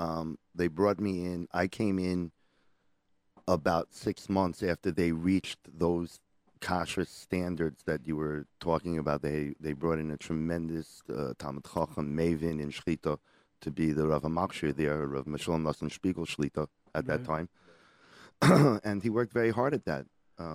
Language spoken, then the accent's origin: English; Israel; moved away as an adult; now in United States; I grew up in Eretz Yisrael. And when I first came back to America